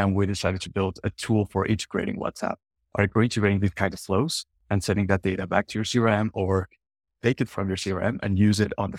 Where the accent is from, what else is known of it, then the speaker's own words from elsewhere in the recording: northern Mexico, Mexico; English is a second language; I'm from Mexico, from the northern parts.